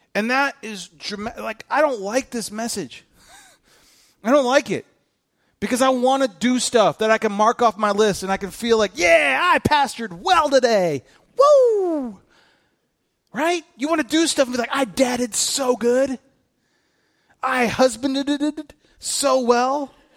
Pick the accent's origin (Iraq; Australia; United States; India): United States; I'm an American